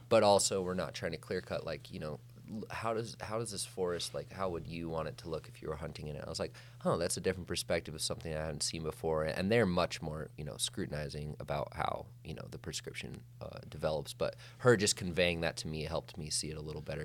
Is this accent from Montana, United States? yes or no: yes; Whitefish, Montana, United States; I grew up in Whitefish, Montana, Flathead Valley, uh, Northwest